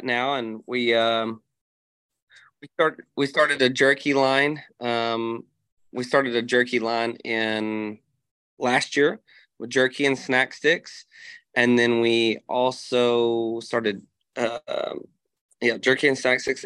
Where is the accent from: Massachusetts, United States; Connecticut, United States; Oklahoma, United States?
Oklahoma, United States; Sulphur; my mom has a store in my hometown here of Sulphur